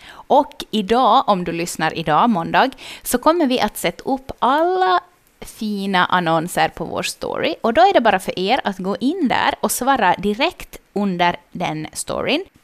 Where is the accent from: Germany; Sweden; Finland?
Finland; Vaasa, Ostrobothnia; now in Jakobstad, Finland; när jag flyttade till Jeppis från Vasa, mm. så då så hade jag liksom inga kompisar här.